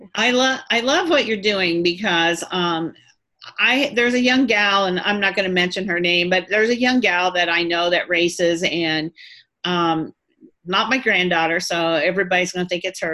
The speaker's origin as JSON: {"language": "English", "town": "Quincy", "region": "Illinois", "country": "United States", "tie": "born or raised there", "said": "I was born and raised near Quincy, Illinois"}